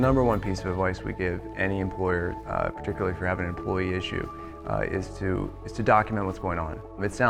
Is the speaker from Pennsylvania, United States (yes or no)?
yes; York County, Pennsylvania, United States; I grew up in York County. I went to Dallastown and made my way over to Shippensburg